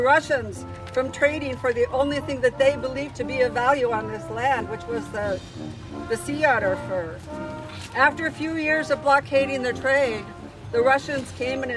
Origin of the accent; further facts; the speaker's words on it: Tlingit, Alaska, United States; We who are Tlingit